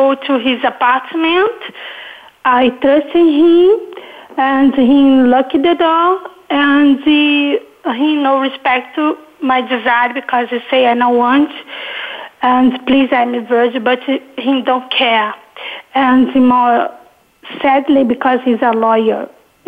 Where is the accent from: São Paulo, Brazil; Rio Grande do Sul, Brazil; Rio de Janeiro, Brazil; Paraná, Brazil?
Rio de Janeiro, Brazil; English is a second language; I now live in Rio de Janeiro again. I was last month in Los Angeles, and I grew up in Rio.